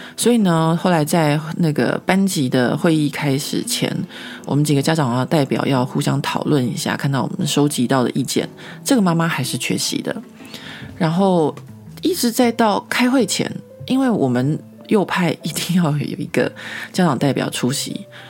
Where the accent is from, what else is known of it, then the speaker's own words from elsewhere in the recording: Taiwan; now in Paris, France; 可能我是台湾人吧